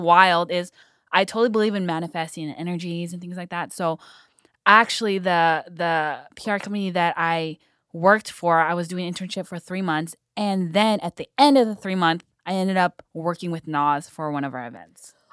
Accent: San Fernando Valley, California, United States; born and raised in the Valley

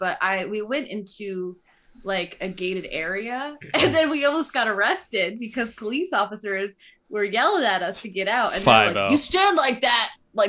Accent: East Lyme, Connecticut, United States; I lived in East Lyme, okay? I grew up in Lyme.

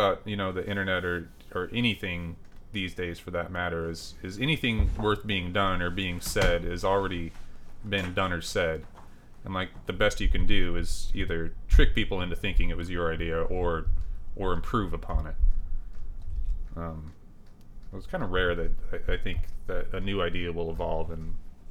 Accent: Nipomo, California, United States; now in Portland, United States; It's this little town called Napomo, well, I guess it's not little anymore, but it's Napomo, California. When I was there, my parents moved there, I think, in 82. I was born in 82.

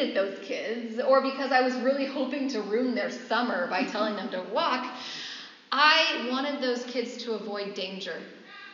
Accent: San Francisco Bay Area, California, United States; moved away; I'm from the Bay Area, there's lots of oak trees in that area

